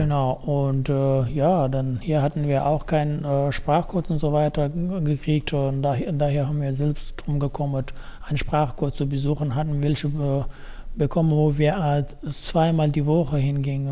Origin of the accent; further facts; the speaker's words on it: Afghanistan; German is a second language; also born or lived in Wiesbaden; now in Germany; ich komme ursprünglich aus Afghanistan und ich bin ja schon seit äh, fast ungefähr dreieinhalb Jahren in Deutschland